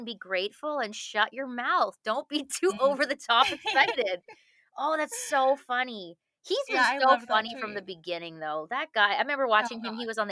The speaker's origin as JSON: {"language": "English", "region": "Manitoba", "country": "Canada", "tie": "born or raised there", "also_born_or_lived": "West Coast", "moved": "as an adult", "said": "I grew up in Manitoba, which is straight up from Fargo in Minnesota."}